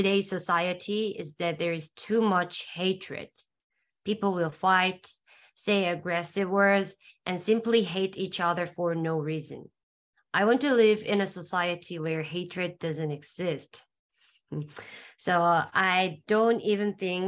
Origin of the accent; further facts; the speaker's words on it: South Korea; from South Korea, and I'm studying in Hangul University of Foreign Studies in Korea